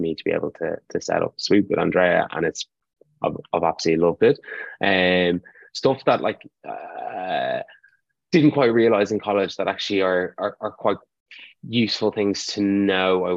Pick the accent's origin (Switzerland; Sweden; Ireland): Ireland; as Irish students